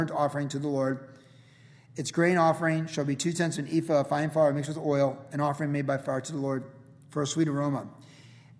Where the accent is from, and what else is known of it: United States